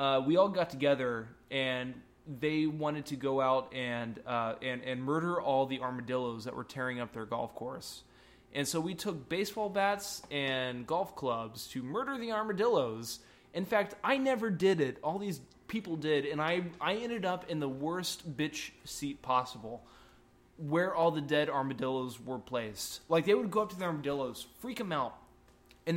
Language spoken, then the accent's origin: English; Albuquerque, New Mexico, United States; I'm only from Albuquerque, New Mexico